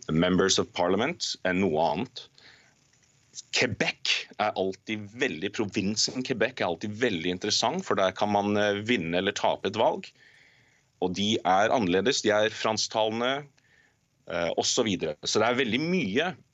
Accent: Norway; now in Canada; jeg er norsk

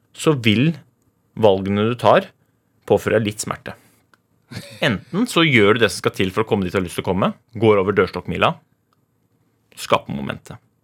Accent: Oslo, Norway; jeg vokste opp i Groruddalen

